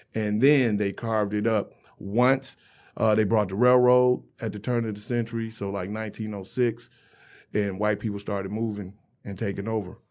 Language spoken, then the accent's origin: English; Romulus, Michigan, United States; I grew up in Romulus, Michigan, South Side